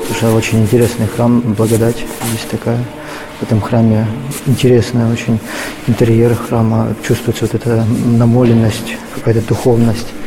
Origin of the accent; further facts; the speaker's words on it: Petrozavodsk, Republic of Karelia, Russia; moved away as an adult; now in Moscow, Russia; Из Петрозаводска.